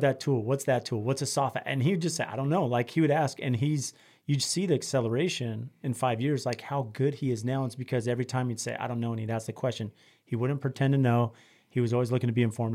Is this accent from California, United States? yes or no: yes; San Diego, California, United States; growing up in San Diego